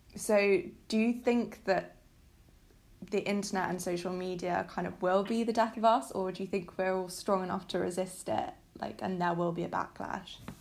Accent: United Kingdom; I'm British

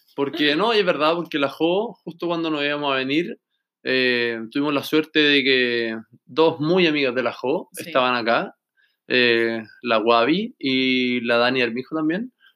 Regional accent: Viña del Mar, Valparaíso, Chile; moved away as an adult; now in Melbourne, Australia; nosotros que somos chilenos

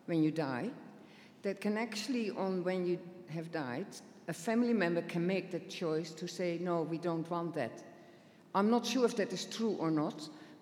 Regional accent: Netherlands; moved away; I come from the Netherlands

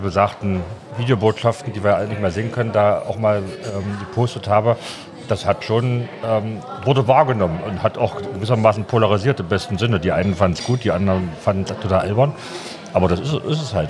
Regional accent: Magdeburg, Saxony-Anhalt, Germany; Ich bin ja aus Magdeburg ursprünglich mal aufgewachsen

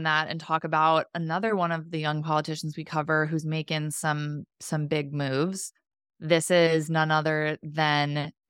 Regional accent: New Jersey, United States; You're an insult to my home state.

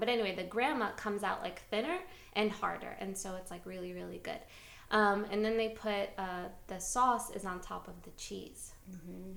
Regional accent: New York City, New York, United States; moved away; I am from New York City, and um, I'm very proud of it

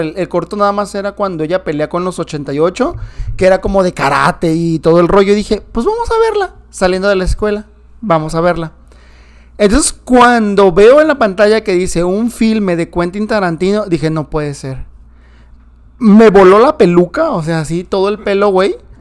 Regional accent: Nayarit, Mexico; Vallarta, cerca de Nayarit, de donde soy ahí, oriundo

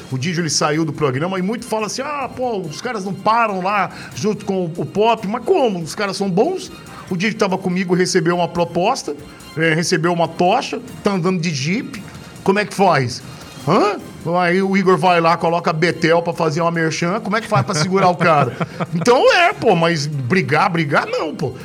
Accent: Cuiabá, Mato Grosso, Brazil; Eu sou cuiabano

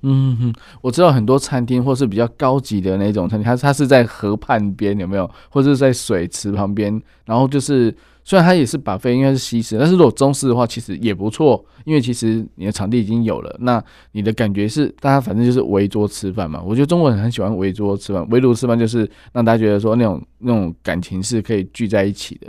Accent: Taiwan; 我们台湾人真的现在是，诶，就是应该没有人会饿死那种感觉

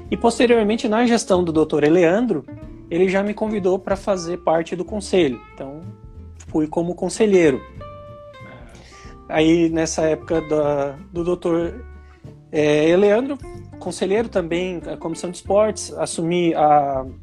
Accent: Manaus, Amazonas, Brazil; Sim, eu sou natural de Manaus, Amazonas, e porém o meu pai é catarinense, a minha mãe é paranaense.

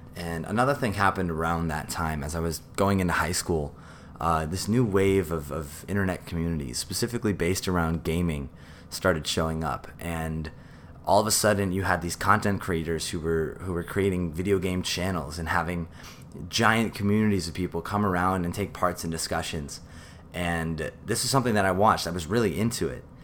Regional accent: New York City, New York, United States; I grew up in New York City.

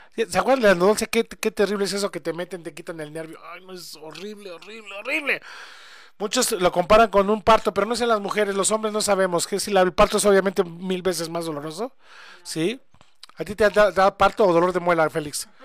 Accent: Mexico; somos mexicanos

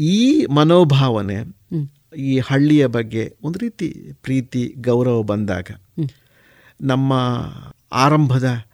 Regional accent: Tulu Nadu, Karnataka, India; born or raised there

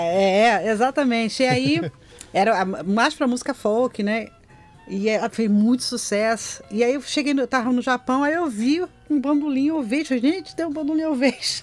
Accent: Nova Iguaçu, Rio de Janeiro, Brazil; also born or lived in Belford Roxo / Anchieta, Rio de Janeiro; eu nasci em Belfor Roxo, que na uhum. época era, é, ainda fazia parte de Nova Iguaçu

